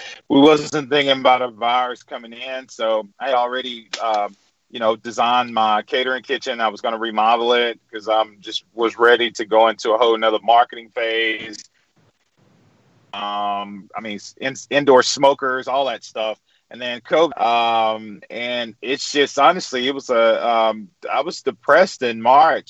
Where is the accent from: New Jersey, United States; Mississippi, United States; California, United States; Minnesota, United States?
Mississippi, United States; Edwards; now in Jackson, United States; I grew up in Edwards with no shoes on, chasing blueberries and digging up sweet potatoes